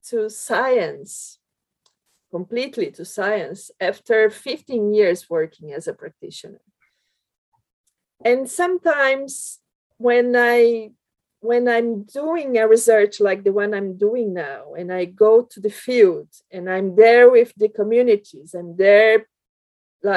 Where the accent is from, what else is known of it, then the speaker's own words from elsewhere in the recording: Brazil; English is a second language; moved away as an adult; also born or lived in Belgium; now in United Kingdom; I came from Brazil to Europe